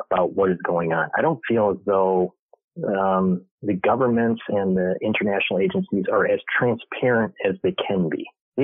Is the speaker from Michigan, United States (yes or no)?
yes; Michigan, United States; moved away as an adult; also born or lived in New York; I was born and raised in Michigan